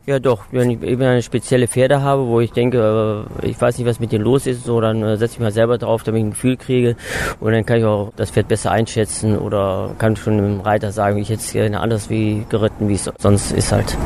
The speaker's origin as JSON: {"language": "German", "town": "Willich", "region": "North Rhine-Westphalia", "country": "Germany", "tie": "born or raised there", "lives_now": "Cologne, Germany", "said": "Geboren bin ich in Willig, das ist in der Nähe von Krefeld, 1965"}